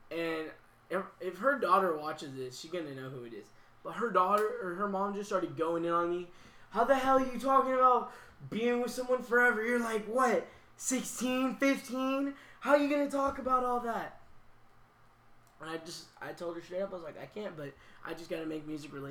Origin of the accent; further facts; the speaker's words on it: Texas, United States; yeah, I am from Texas actually